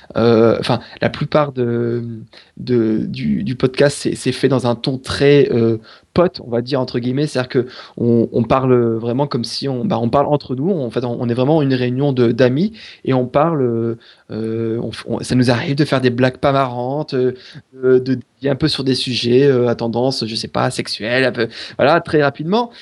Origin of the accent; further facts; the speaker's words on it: France; on est français